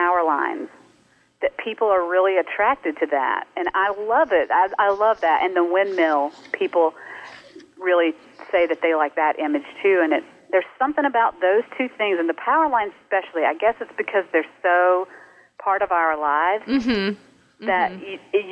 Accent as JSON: {"language": "English", "region": "North Carolina", "country": "United States", "tie": "born or raised there", "also_born_or_lived": "Mississippi", "moved": "yes", "lives_now": "California, United States", "said": "I grew up in North Carolina"}